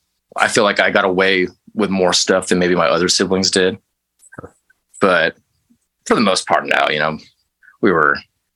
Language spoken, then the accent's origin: English; El Paso, Texas, United States; No, I'm originally from Texas. I was born in West Texas in a town called El Paso.